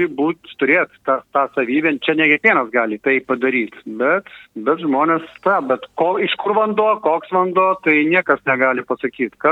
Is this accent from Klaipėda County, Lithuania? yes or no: no; Kaunas, Kaunas County, Lithuania; moved away; aš pats esu kaunietis